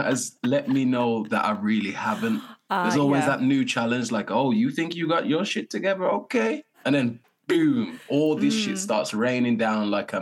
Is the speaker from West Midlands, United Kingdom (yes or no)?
yes; Wolverhampton, West Midlands, United Kingdom; I'm not from Birmingham